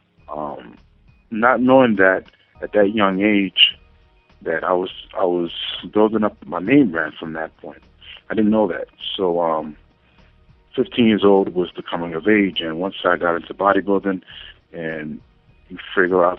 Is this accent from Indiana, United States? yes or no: no; New York City, New York, United States; From the Bronx, New York.